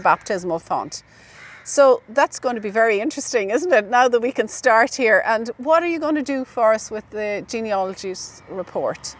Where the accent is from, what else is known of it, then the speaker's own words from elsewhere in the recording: County Cork, Munster, Ireland; in my hometown